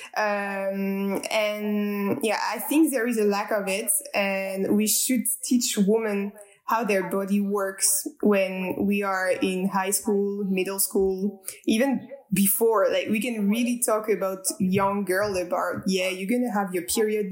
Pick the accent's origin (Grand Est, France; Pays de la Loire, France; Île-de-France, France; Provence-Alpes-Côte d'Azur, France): Grand Est, France; Strasbourg; I am French. I'm coming from Strasbourg, which is a city in the east side of France.